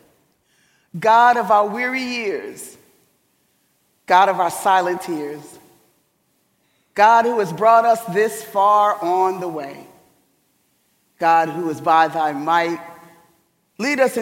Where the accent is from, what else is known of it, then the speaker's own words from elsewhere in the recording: New York City, New York, United States; I was born in a sort of Lodabar in Harlem, USA